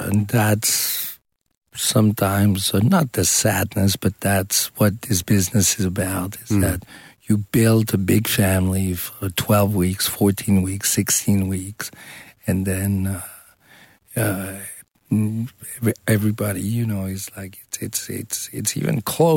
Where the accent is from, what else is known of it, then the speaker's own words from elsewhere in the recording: Switzerland; also born or lived in United States; I was born in the States. I was raised in Switzerland and many different places.